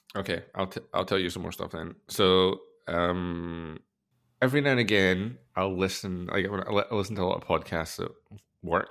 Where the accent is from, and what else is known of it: Scotland, United Kingdom